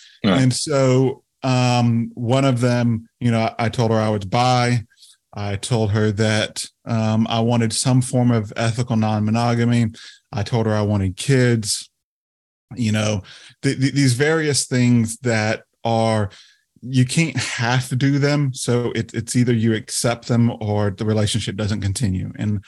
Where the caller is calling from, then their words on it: South Carolina, United States; So we live in the state of South Carolina in the United States.